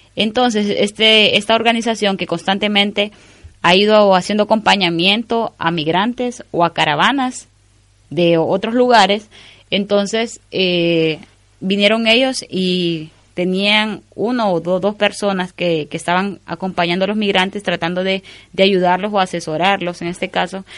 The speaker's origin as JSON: {"language": "Spanish", "country": "Honduras", "said": "como hondureña"}